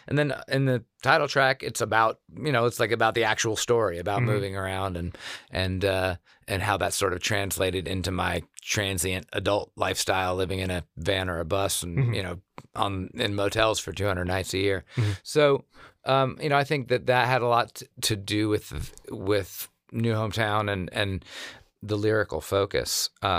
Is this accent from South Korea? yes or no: yes; South Korea; But also growing up in Korea, especially, that was like elementary school for me.